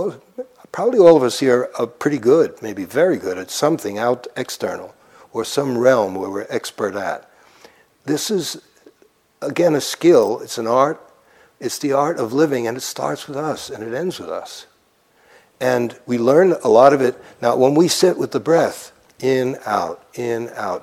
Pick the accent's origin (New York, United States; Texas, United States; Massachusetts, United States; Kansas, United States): New York, United States; New York City; I grew up near Coney Island